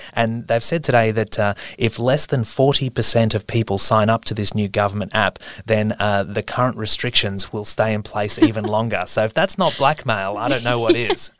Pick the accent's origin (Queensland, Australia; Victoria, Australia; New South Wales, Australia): Queensland, Australia; I'm from Queensland, and so I spend a lot of Christmases as a kid in North Queensland at my uncle's house